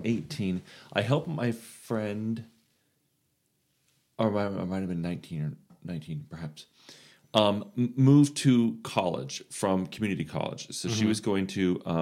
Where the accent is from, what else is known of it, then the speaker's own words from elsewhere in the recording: Florida, United States; moved away; Oh, I learned it when I came up here from Florida, because of course we didn't have anything like that in Florida.